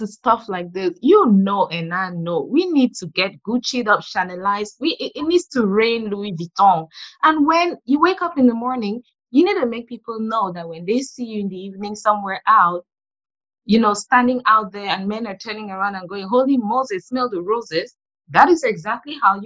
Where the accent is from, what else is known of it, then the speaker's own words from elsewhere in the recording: Yaoundé, Centre, Cameroon; Being born and raised in Yaoundé, the capital city